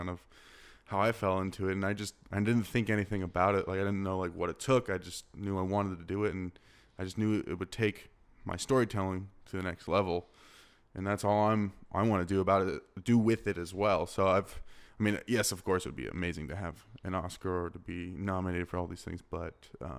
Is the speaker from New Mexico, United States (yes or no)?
no; Scottsdale, Arizona, United States; I grew up in Scottsdale.